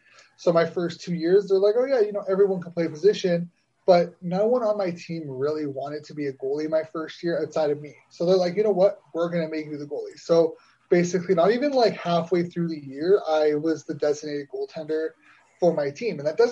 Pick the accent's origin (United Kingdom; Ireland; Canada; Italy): Canada; Ottawa, Ontario; So I would play Canadian. I mean, I didn't play high school because it's actually, in Ottawa at leas